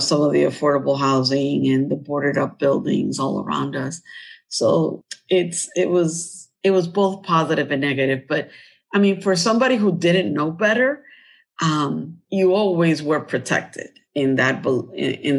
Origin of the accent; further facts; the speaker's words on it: New York, United States; We were basically African Americans and Latinos in where I grew up in Harlem